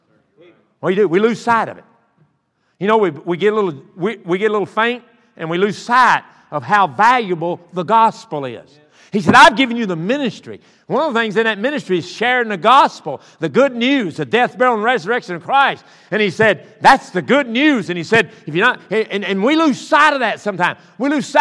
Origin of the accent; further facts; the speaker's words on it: the South, United States; I'm from South